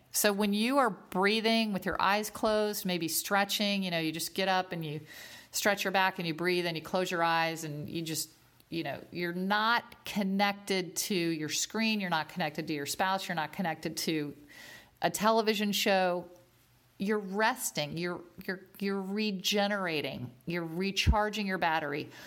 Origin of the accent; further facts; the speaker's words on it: Northern Virginia, United States; I grew up in Northern Virginia